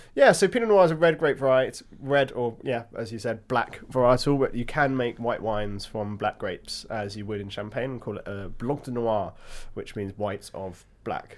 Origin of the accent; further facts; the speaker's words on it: Hampshire, South East England, United Kingdom; I was born in Hampshire.